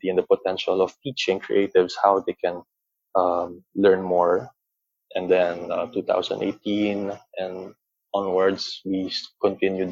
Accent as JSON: {"language": "English", "country": "Philippines", "tie": "born or raised there", "said": "growing up as a Filipino or within a Filipino context"}